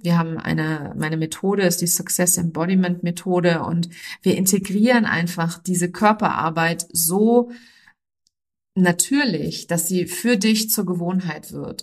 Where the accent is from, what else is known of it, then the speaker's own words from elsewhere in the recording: near Frankfurt, Hesse, Germany; ich bin in der Nähe von Frankfurt geboren